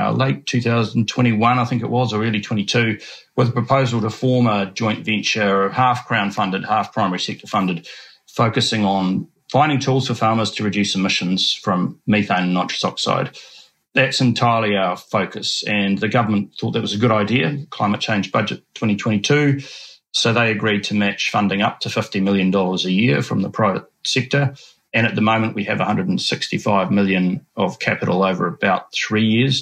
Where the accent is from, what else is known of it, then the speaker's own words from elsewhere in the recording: Oamaru, Otago, New Zealand; also born or lived in United Kingdom; I was born and brought up in Oamaru, Oamaru, as it's now said, on a small sheep farm